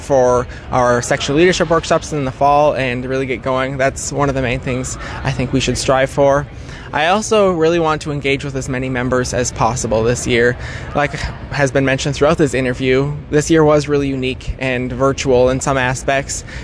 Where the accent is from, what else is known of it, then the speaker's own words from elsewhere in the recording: Menominee, United States; also born or lived in Minneapolis, Minnesota; am from the Menominee FFA chapter, graduated from Menominee High School in 2020, and I grew up on my family's dairy farm